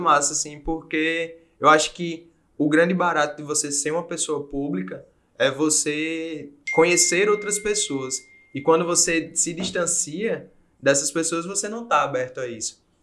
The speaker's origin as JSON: {"language": "Portuguese", "region": "Paraíba", "country": "Brazil", "also_born_or_lived": "Portugal", "moved": "as an adult", "said": "como nordestino"}